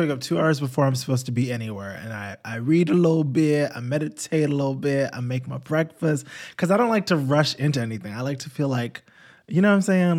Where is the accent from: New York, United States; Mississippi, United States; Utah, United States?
New York, United States; I grew up in New York